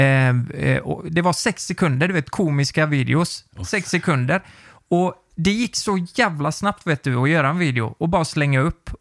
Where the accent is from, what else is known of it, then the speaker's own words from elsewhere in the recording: Nittorp, Västra Götaland, Sweden; jag var ju från Nittorp